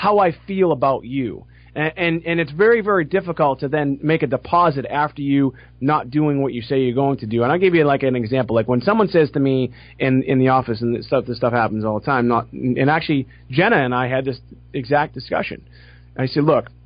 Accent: Boston, Massachusetts, United States; I'm from Boston.

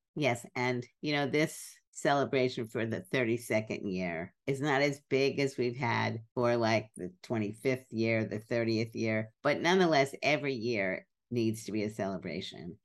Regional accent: New York City, New York, United States; growing up in Brooklyn

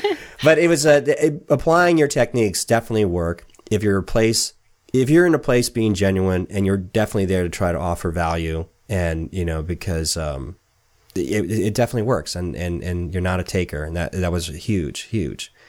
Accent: San Diego, California, United States; moved away as an adult; also born or lived in Los Angeles; now in Portland, United States; I was from San Diego and spent a lot of time in L.A.

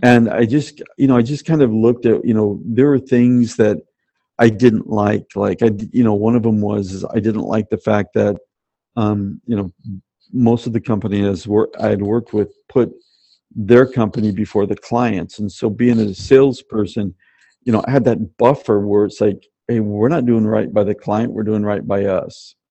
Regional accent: Tacoma, Washington, United States; I grew up in Tacoma, Washington, uh, uh, south of Seattle.

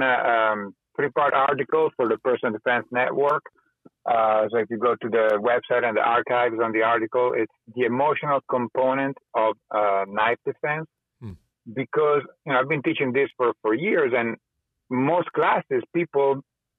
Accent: Italy; moved away; also born or lived in California; growing up in Italy and then moving to California

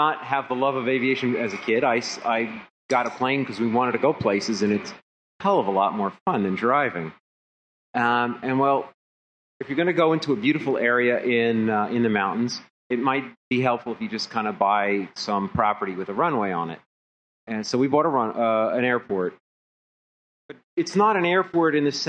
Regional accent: Philadelphia, Pennsylvania, United States; I'm from Philadelphia

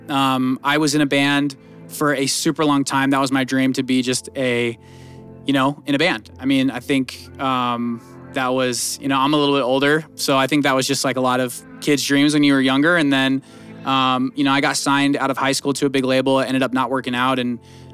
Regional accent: Northern California near Sacramento, United States; moved away as an adult; now in Las Vegas, United States; I'm from like Northern California near Sacramento

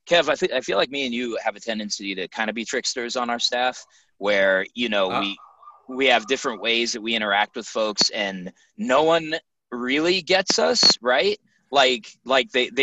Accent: Denver, Colorado, United States; I grew up on the East Side

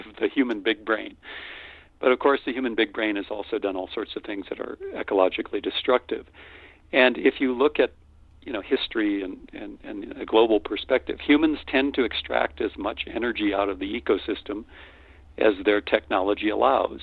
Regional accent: North Dakota, United States; born or raised there; moved away as an adult; also born or lived in Austin, Texas

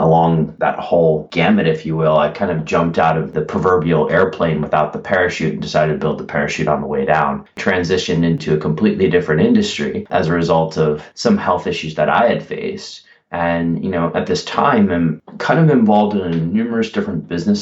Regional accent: Philadelphia, Pennsylvania, United States; moved away as an adult; also born or lived in Chicago / Singapore; now in Amsterdam, Netherlands; I grew up in Chicago and predominantly Philadelphia

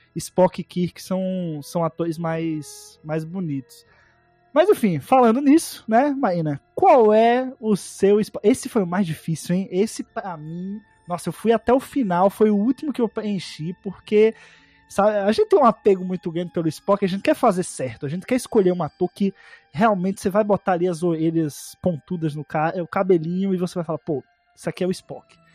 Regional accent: Northeast Region, Brazil; eu sou nordestino

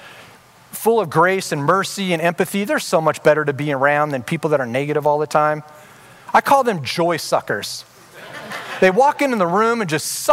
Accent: Orange County, California, United States; I grew up in Orange County

